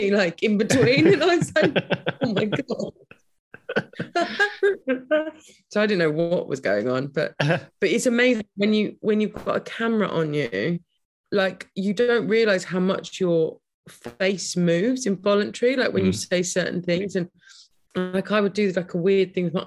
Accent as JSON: {"language": "English", "town": "Brighton", "region": "South East England", "country": "United Kingdom", "tie": "born or raised there", "said": "I live in Brighton. I grew up in Brighton"}